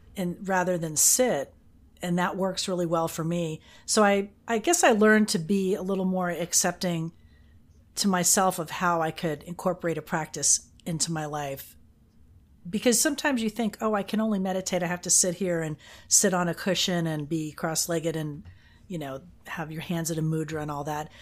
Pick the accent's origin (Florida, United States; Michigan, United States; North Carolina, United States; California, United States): Florida, United States; Fort Lauderdale; also born or lived in Austin, Texas / Jacksonville, Florida; Miami, Fort Lauderdale, my hometown